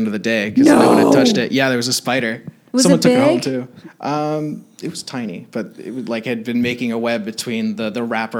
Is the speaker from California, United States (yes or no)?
yes; Los Angeles, California, United States; I'm from Canoga Park.